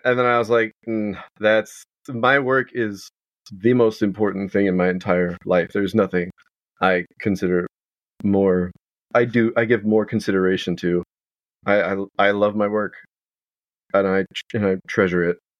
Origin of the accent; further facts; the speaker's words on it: outside Houston, Texas, United States; I was raised uh, outside, about an hour southwest